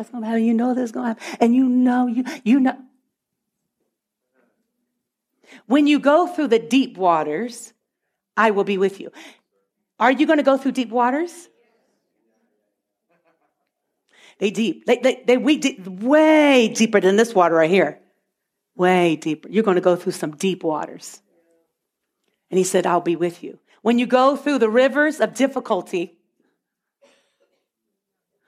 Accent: Virginia, United States; moved away as an adult; now in Canada; I've always been in Virginia my whole life. I was born in Virginia, and I lived in Virginia

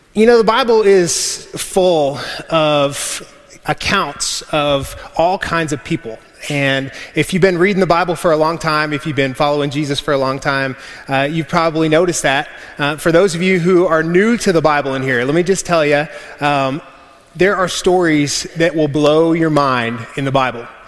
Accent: West Texas, United States; we're from West Texas

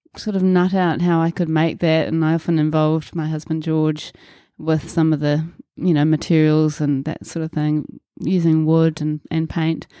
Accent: Auckland, New Zealand; also born or lived in Muriwai Beach, New Zealand; I was born in Auckland, New Zealand and grew up in Milford on the North Shore.

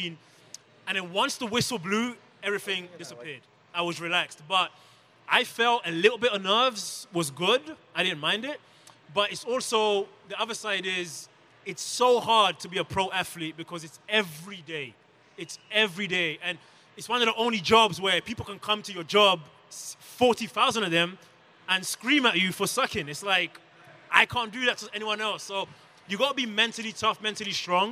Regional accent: London, United Kingdom; moved away as an adult; also born or lived in Democratic Republic of the Congo; now in United States; I was born in the Congo and raised in London from age 4 onwards.

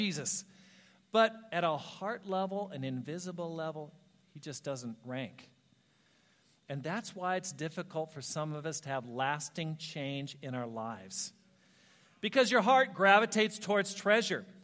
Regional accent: Ashland, Oregon, United States; moved away; I planted a church in Ashland, Oregon. That's my hometown

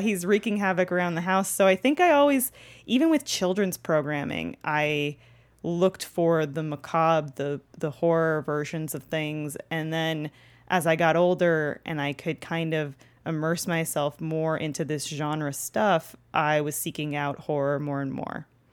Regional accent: Toronto, Ontario, Canada; now in Los Angeles, United States; growing up in Canada where it's snowy eight months of the year

